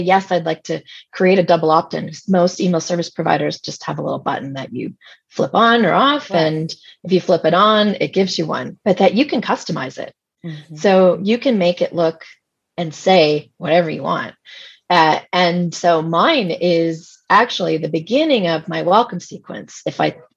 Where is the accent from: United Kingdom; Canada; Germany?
Canada; I'm Canadian